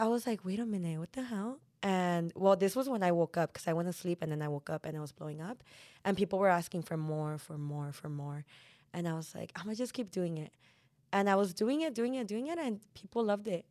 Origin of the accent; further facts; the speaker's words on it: Bell Gardens, California, United States; I grew up in Bell Gardens